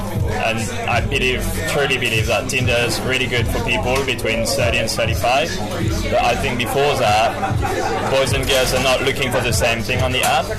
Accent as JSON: {"language": "English", "region": "Normandy", "country": "France", "second_language": "English", "moved": "yes", "lives_now": "Paris, France", "said": "French, from Normandy."}